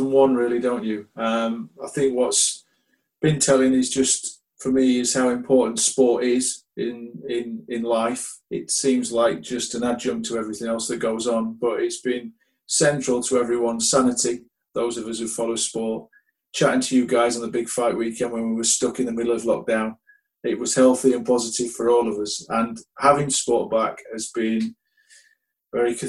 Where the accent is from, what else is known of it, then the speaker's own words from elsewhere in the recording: United Kingdom; as a Brit